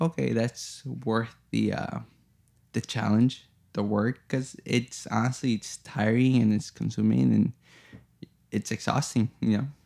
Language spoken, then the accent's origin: English; Chicago, Illinois, United States; moved away; I grew up in Chicago, and I grew up in a, you know, not so hot neighborhood that's now very hot.